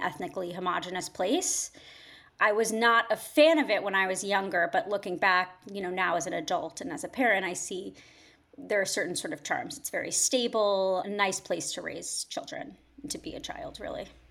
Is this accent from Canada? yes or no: no; Fairfield County, Connecticut, United States; moved away as an adult; also born or lived in New York / London; I was born and raised in Connecticut, in the suburbs of New York City, so, you know, southern Connecticut, Fairfield County